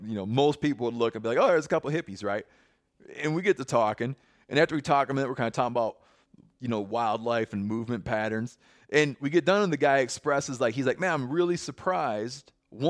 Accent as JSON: {"language": "English", "region": "Michigan", "country": "United States", "tie": "born or raised there", "moved": "yes", "said": "I didn't become cognizant of the divide until I grew, till I left where I grew up in Western Michigan."}